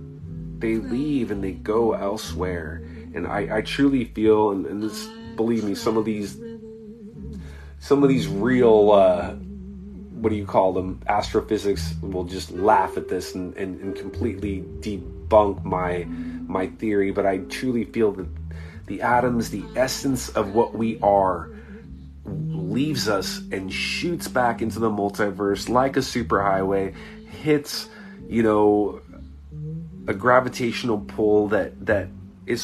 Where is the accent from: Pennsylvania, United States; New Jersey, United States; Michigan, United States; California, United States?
California, United States; Southern; I was blessed where I grew up in Southern California